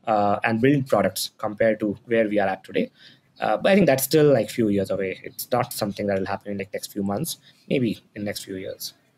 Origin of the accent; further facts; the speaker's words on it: Patna, Bihar, India; moved away; I'm from Patna, Bihar